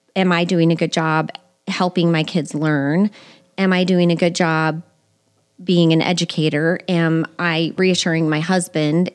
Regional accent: Colorado Springs, Colorado, United States; moved away as an adult; also born or lived in Kirksville, Missouri; I lived in Colorado Springs for most of my life, graduated from high school there

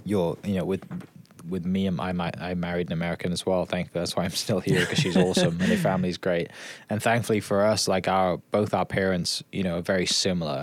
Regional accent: Wales, United Kingdom; moved away; growing up in the UK or Wales

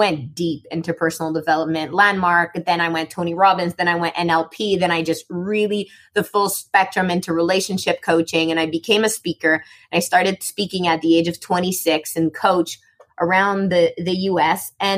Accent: Morocco; born there; I was born in Morocco, and that's a longer story, but I just never fit in.

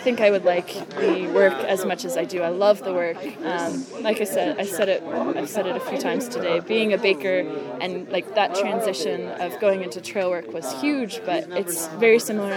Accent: Central Virginia, United States; I'm from Virginia, okay. Central Virginia.

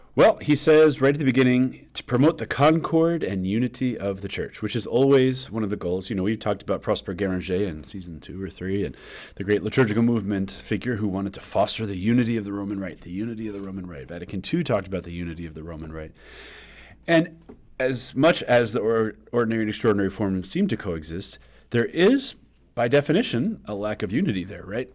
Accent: New York, United States; now in Kansas, United States; we New Yorkers

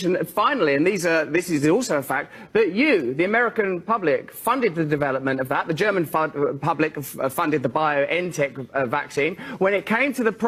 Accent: England, United Kingdom; I'm English

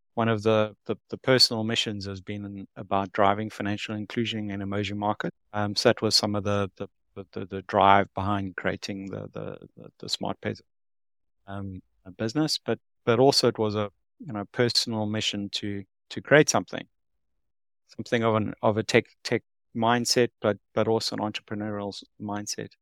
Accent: South Africa; moved away as an adult; now in Singapore; I'm from South Africa, uh, born and bred

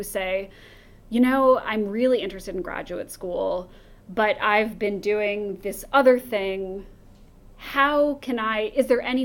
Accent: United States; as an American

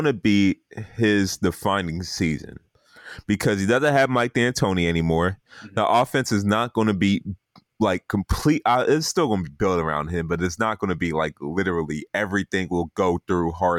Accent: Nigeria; since I'm Nigerian

